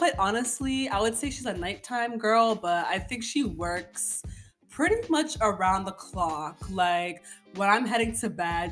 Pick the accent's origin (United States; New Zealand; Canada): Canada; I'm African background speaking, but at the end of the day, I was born and raised in Canada